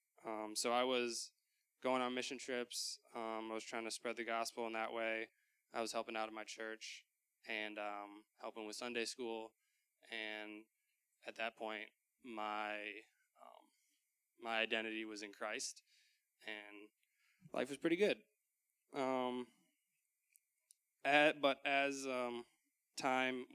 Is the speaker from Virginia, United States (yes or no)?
no; Dubuque, Iowa, United States; I grew up in Dubuque